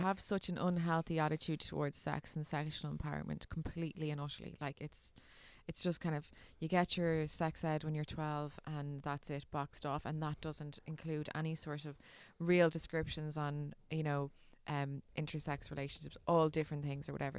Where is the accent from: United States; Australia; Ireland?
Ireland; as an Irish